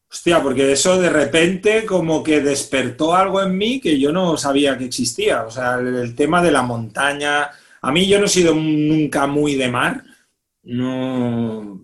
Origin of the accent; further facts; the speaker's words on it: Reus, Catalonia, Spain; moved away; mi ciudad, yo soy de Reus